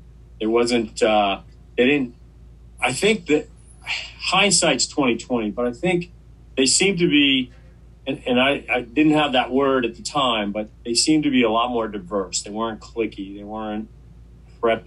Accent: Mahwah, New Jersey, United States; moved away as an adult; also born or lived in Maine; now in New Hampshire, United States; I was originally from New Jersey

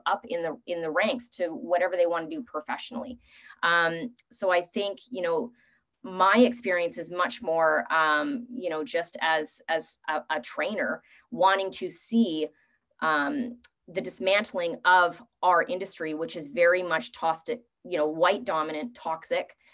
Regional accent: Canada; also born or lived in Vancouver; As a Canadian

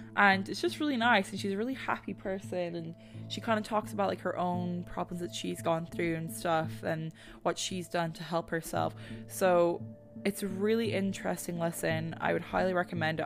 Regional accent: Ireland; moved away; growing up in Ireland, we had foxes, minks, and midges

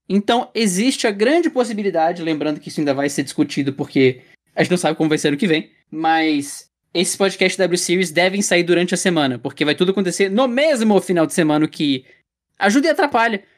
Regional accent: Brazil; a gente, como brasileiro, tem.

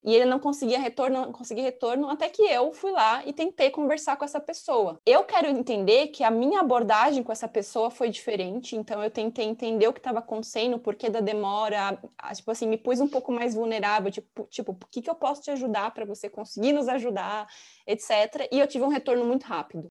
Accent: São Paulo, Brazil; also born or lived in São Carlos; eu sou de São Paulo, capital, e fui estudar no interior

